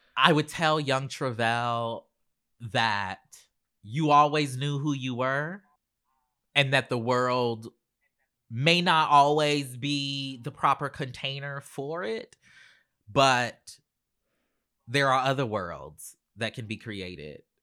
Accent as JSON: {"language": "English", "town": "Charleston", "region": "South Carolina", "country": "United States", "tie": "born or raised there", "moved": "yes", "said": "I grew up in Charleston, South Carolina"}